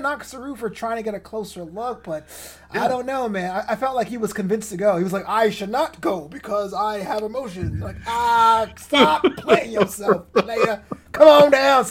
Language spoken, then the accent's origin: English; New York City, New York, United States; now in Los Angeles, United States; I'm from New York, or Brooklyn specifically